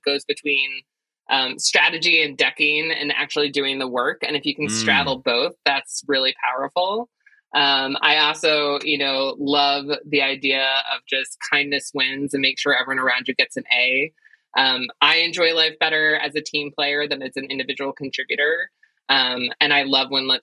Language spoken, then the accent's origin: English; Jersey Shore, New Jersey, United States; I'm a Jersey Shore girl